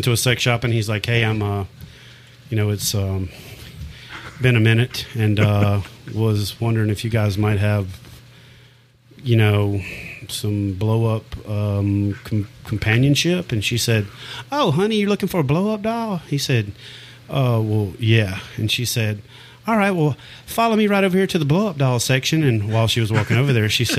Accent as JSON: {"language": "English", "town": "Ferriday", "region": "Louisiana", "country": "United States", "tie": "born or raised there", "also_born_or_lived": "Jonesville, Louisiana", "said": "I'm originally from Faraday, which is where …, …"}